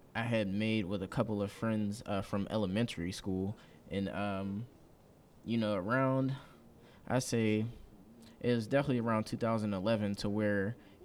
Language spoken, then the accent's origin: English; Pittsburgh, Pennsylvania, United States; CEO of Big Stacks Entertainment. I'm born and raised in Pittsburgh, was raised up in Wilkinsburg.